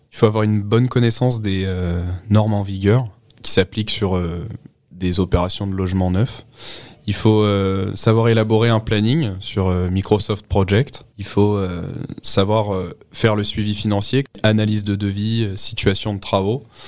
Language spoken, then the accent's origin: French; Montainville, Île-de-France, France; je suis originaire d'Île-de-France, dans un petit village du 78 qui s'appelle Montainville